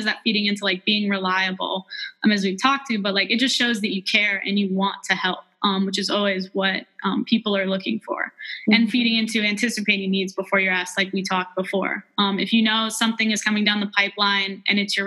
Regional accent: Christiansburg, Virginia, United States; I was from Christiansburg

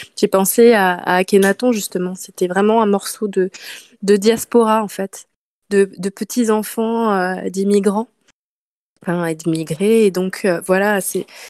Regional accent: Nantes, Pays de la Loire, France; moved away as an adult; now in Marseille, France; je, suis euh, de Nantes, donc je me suis installée à Marseille il y a quelques années

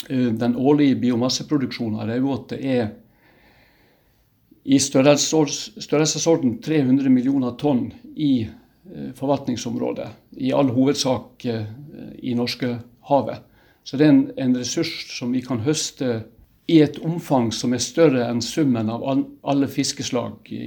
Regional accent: Ålesund, Møre og Romsdal, Norway; moved away; Så kan du si at jeg kommer jo sjøl fra fiskebåten før jeg flytta fra Ålesund i, for eh, veldig lenge siden.

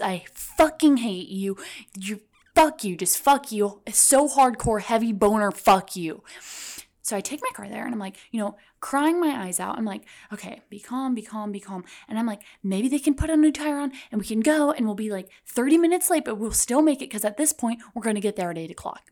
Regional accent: Midwest, United States; I'm from the Midwest

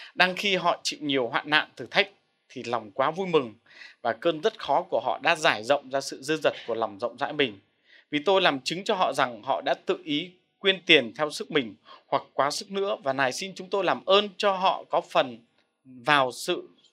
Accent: Vietnam; mình là người Việt Nam

